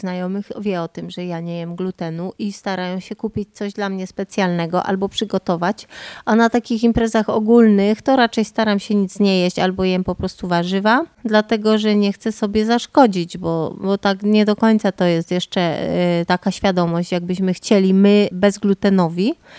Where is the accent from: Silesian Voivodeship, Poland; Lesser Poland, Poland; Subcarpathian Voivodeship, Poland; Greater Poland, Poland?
Lesser Poland, Poland; Podhale; accent: Goral; godom na co dzień po góralsku, bo tu jakbyście do mnie chcieli jechać, to przyjedziecie na Podhole